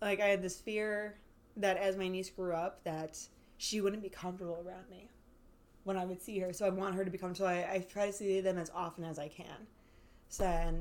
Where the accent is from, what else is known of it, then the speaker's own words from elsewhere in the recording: Ireland; we're Irish